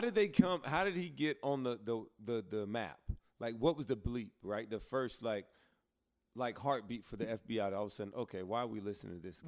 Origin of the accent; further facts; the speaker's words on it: Alabama, United States; I grew up in Alabama too